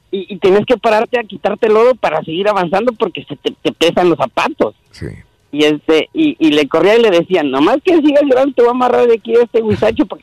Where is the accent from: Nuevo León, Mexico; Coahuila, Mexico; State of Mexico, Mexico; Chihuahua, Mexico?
State of Mexico, Mexico; Toluca; also born or lived in Aguacaliente, Michoacán; yo nací ahí, pero crecí toda la vida en Toluca.